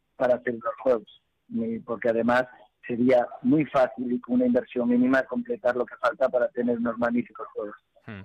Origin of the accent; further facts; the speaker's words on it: Spain; como presidente del COI, como español